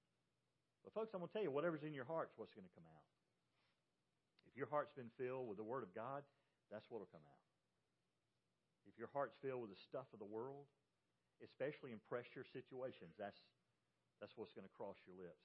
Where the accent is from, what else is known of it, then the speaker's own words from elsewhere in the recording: Georgia, United States; also born or lived in North Carolina / South Carolina; I grew up in Georgia.